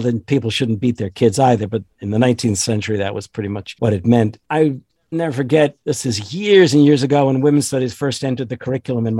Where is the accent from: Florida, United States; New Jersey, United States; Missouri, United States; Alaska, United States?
New Jersey, United States; also born or lived in New York; the state where I was born and grew up, although I tell people I'm a New Yorker, I lived in and out of New York as growing up, but I really was born in New Jersey